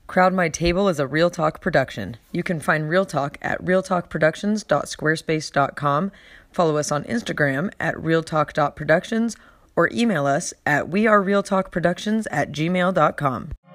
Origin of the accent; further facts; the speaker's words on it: Mesa, Arizona, United States; also born or lived in Phoenix, Arizona; I grew up here in Mesa